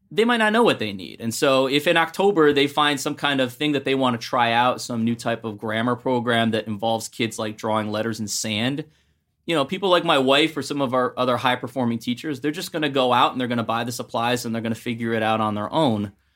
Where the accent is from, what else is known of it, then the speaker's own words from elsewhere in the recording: Ohio, United States; now in New Jersey, United States; I'm from Ohio